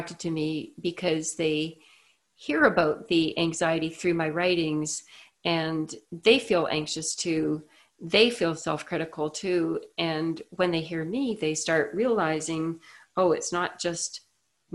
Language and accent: English; Canada; I'm Canadian